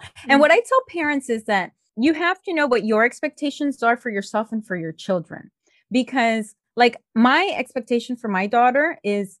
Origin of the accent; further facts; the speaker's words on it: Miami, Florida, United States; first language Spanish; English is a second language; also born or lived in Colombia; I grew up in Miami. My first language, because I grew up with my parents, was Spanish, but I was surrounded by English. Fast forward to when I turned 12 that I moved back to Colombia